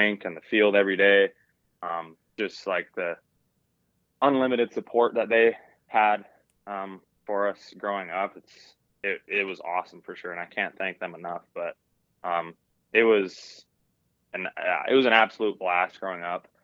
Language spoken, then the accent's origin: English; Strathclair, Manitoba, Canada; Growing up in Strathclyre, there wasn't a lot of extracurricular things to do. It's not a very big town.